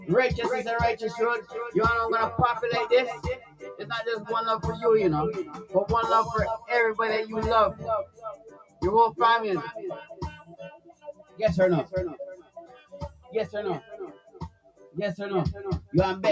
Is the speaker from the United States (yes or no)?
no; Toronto, Ontario, Canada; in Canada, I'm from Canada, Toronto